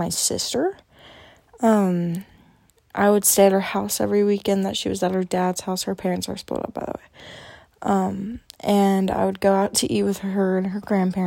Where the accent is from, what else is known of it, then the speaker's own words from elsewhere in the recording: Arkansas, United States; I am from Arkansas, and my family is originally from Michigan, and my mom's side of the family is originally from Minnesota